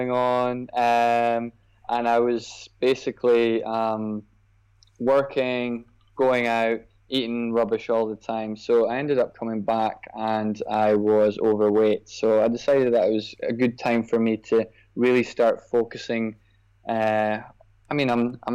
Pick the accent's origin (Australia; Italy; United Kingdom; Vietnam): United Kingdom; Scotland; now in Dubai, United Arab Emirates; As you can probably tell from the accent, I grew up in Scotland